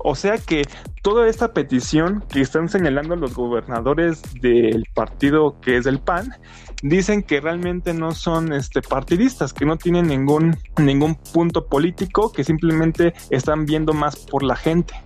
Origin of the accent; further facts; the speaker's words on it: Mexico; como mexicanos